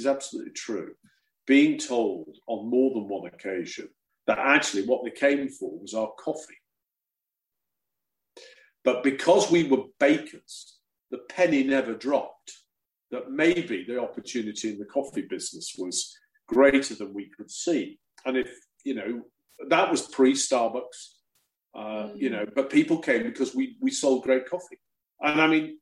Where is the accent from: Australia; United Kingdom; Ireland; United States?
United Kingdom; England; being the English guy